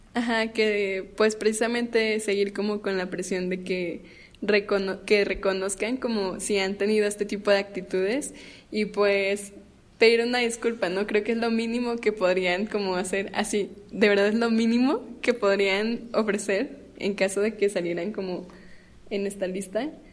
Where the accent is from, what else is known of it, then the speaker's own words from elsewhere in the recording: Torreón, Coahuila, Mexico; yo soy de Torreón